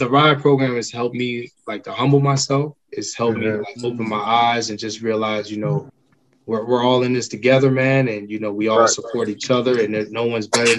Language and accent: English; Miami, Florida, United States; now in Maryland, United States; I'm actually from Miami